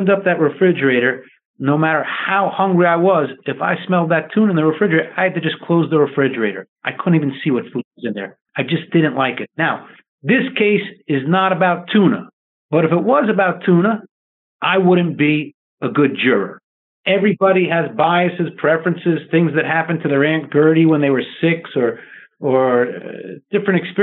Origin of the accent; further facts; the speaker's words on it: New York, United States; I grew up in New York